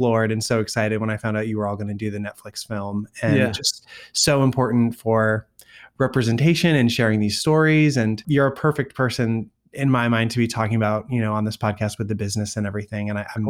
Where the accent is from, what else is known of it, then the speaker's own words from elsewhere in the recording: East Coast, United States; also born or lived in Colorado; because I grew up on the East Coast. And then we were in Colorado for a little bit.